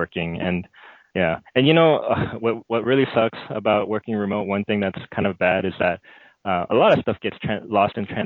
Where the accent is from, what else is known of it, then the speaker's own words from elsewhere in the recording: United States; moved away as an adult; also born or lived in Korea (ancestry); now in China; I'm an American, but ethnically I'm Korean